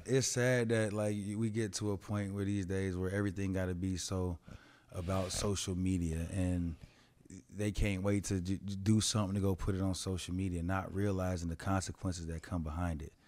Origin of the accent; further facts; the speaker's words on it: Colorado, United States; I was raised in Colorado